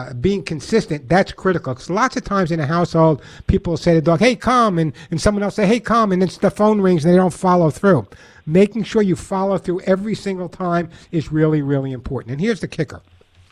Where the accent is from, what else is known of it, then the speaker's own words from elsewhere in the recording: New York, United States; accent: New York; my New York accent